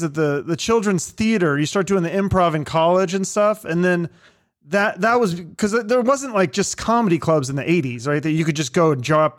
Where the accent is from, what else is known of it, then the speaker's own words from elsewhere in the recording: Seattle, Washington, United States; I grew up in Seattle. And so our neighborhoods were just like I lived next to Jewish people and Iranian and just regular, you know, just a mix.